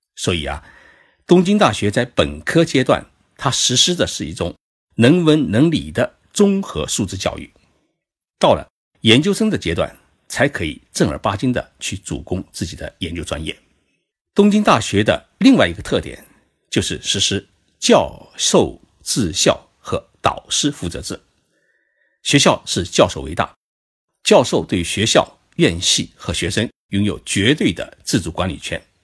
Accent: China; now in Tokyo, Japan; 在东京给各位讲述日本故事。 在我们中国人的心目当中

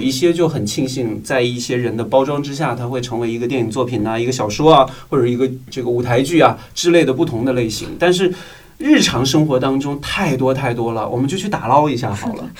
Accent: northern China, China; moved away as an adult; also born or lived in Guangdong; now in Beijing, China; 我是从广东来到了北京。虽然我是北方人，我已经在广东生活十年了

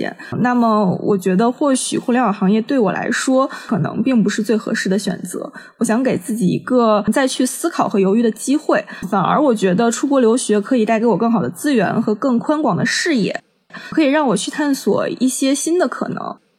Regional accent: Tianjin, China; 包括我就是将来想要落户北京或者上海的话，尤其是北京，因为我是天津人嘛

